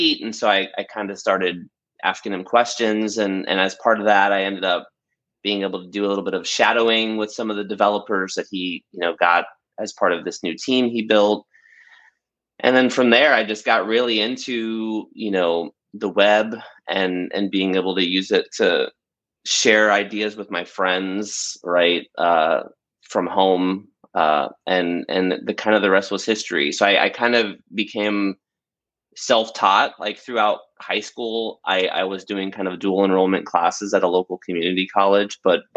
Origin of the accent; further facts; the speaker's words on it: Bradenton, Florida, United States; the little town I grew up in Florida, which is called Bradenton.